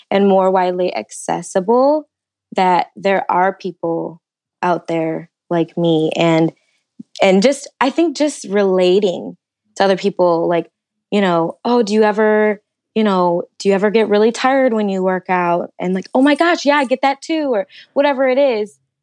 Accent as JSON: {"language": "English", "town": "Detroit", "region": "Michigan", "country": "United States", "moved": "as an adult", "lives_now": "Indianapolis, United States", "said": "I'm originally from Michigan, the Detroit area, um, and the last year I actually moved to Indianapolis for my job"}